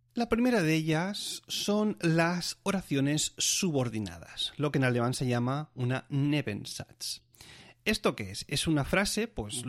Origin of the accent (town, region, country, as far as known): Spain; moved away as an adult; now in Germany